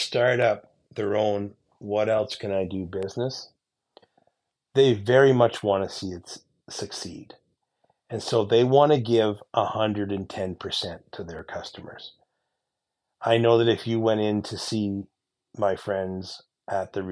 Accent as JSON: {"language": "English", "region": "Eastern Ontario", "country": "Canada", "tie": "born or raised there", "said": "my hometown here in Eastern Ontario"}